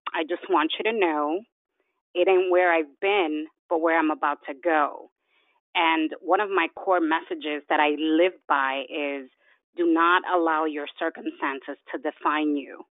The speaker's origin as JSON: {"language": "English", "town": "New York City", "region": "New York", "country": "United States", "tie": "born or raised there", "also_born_or_lived": "Dominican Republic", "said": "I was born in Dominican Republic and raised in New York City"}